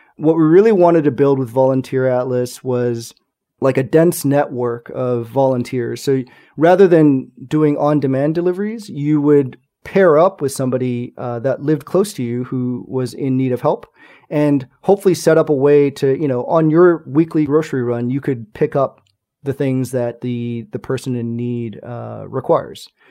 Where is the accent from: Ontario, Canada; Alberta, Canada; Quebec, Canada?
Quebec, Canada; Montreal; in Montreal, my hometown, our current hometown.